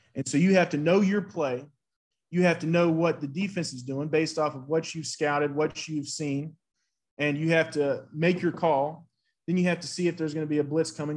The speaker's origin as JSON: {"language": "English", "town": "Nashville", "region": "Tennessee", "country": "United States", "tie": "born or raised there", "also_born_or_lived": "Brentwood, Tennessee / Atlanta, Georgia", "moved": "as an adult", "said": "I was raised in Nashville. Those are my roots."}